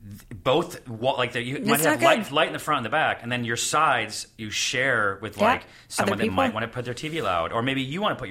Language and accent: English; Syracuse, New York, United States; moved away; I'm from Syracuse, New York.